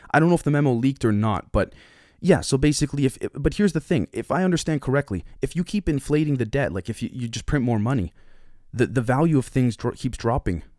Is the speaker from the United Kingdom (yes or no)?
no; Canada; I'm a Canadian citizen